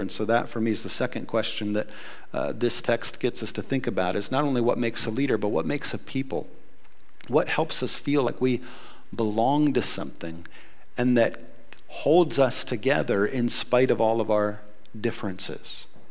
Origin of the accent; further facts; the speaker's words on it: United States; I'm as American as it gets. I grew up here.